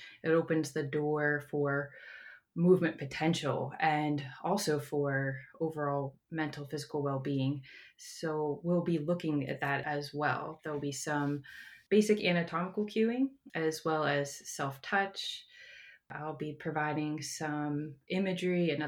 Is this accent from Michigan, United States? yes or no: no; Johnstown, Pennsylvania, United States; now in Maryland, United States; I am from Pennsylvania, an area called Johnstown, and I moved here to Maryland in 2008